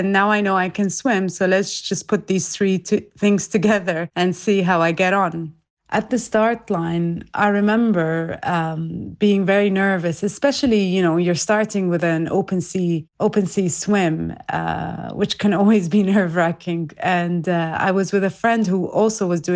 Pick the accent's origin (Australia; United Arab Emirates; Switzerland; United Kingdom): United Arab Emirates; Abu Dhabi; also born or lived in Iraq; I'm from Iraq, but I was born and raised in Abu Dhabi in the UAE